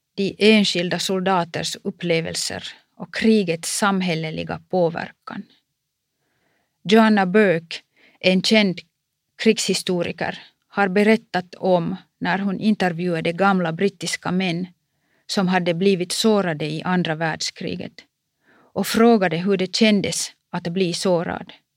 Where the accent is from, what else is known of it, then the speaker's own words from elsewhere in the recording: Kuopio, North Savo, Finland; Min hemstad Kuopio